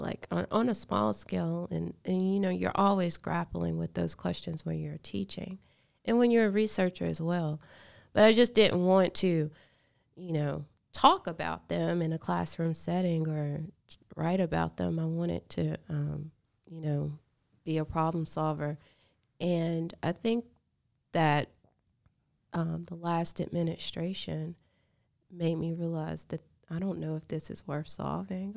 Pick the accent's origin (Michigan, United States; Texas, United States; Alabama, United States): Alabama, United States; Vernon; also born or lived in Sulligent, Alabama; now in Birmingham, United States; I grew up in Lamar County.